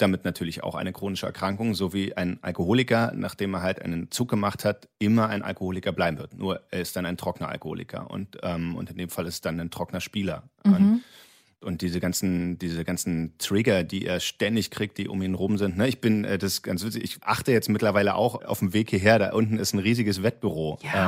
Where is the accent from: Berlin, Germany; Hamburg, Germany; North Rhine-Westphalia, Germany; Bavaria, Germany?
Berlin, Germany; als, als ähm, Berliner Göre